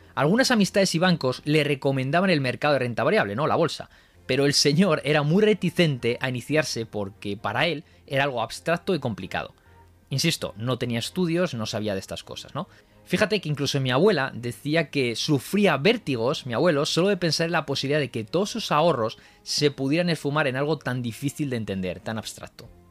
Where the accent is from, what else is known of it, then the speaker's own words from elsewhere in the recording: Madrid, Community of Madrid, Spain; moved away; also born or lived in Japan; madrileño, 7 años de experiencia profesional en Japón